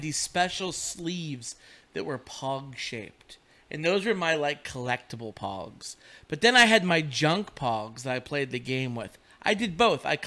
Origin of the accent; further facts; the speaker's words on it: Western Pennsylvania, United States; I am from Western Pennsylvania